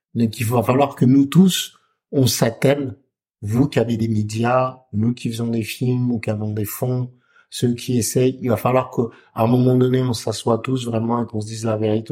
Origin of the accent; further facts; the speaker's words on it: Comoros; chez nous, au Comores